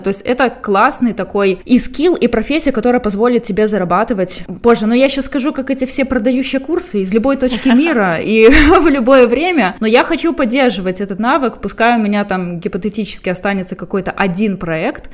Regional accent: Belarus; now in Ukraine; я как, как белорус, который уже жил много лет в Украине

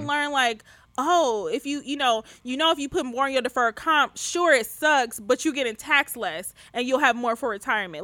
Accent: Detroit, Michigan, United States; moved away; I grew up poor. I'm from Detroit. I grew up poor.

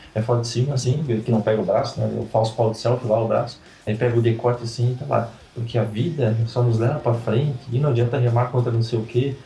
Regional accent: the West, Santa Catarina, Brazil; now in Blumenau, Brazil; eu moro aqui há muito tempo, não sou daqui, eu sou do Oeste

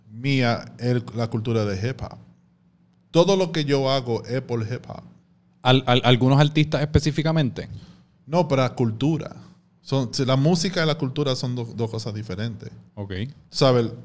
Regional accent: New York, United States; yo siendo un dominicano americano, nacido en Nueva York, yo soy un dominicano 2.0.

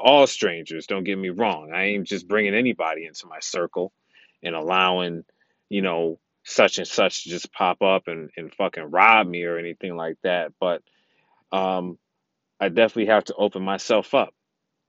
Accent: New York City, New York, United States; I'm a New Yorker

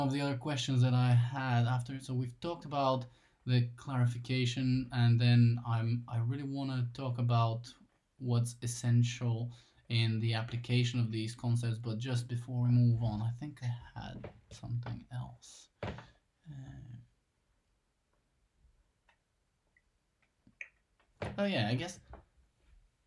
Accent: Bulgaria; moved away; as like my hometown, because I'm originally from Bulgaria

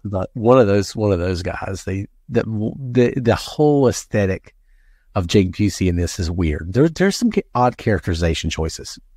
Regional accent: the Bible Belt, United States; I grew up in the Bible Belt

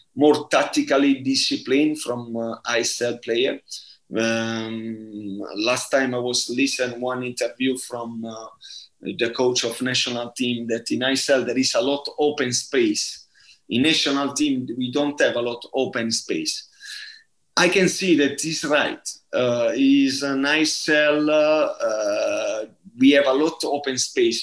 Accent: Bari, Apulia, Italy; English is a second language; moved away; I'm from Bari

